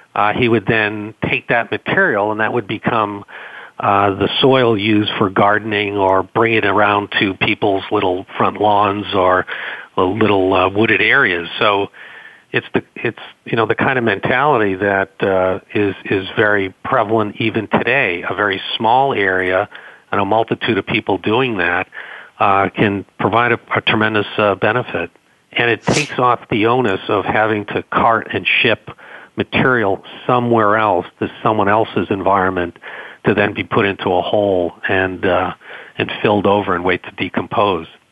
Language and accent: English; Boston, Massachusetts, United States; accent: Boston; my Boston accent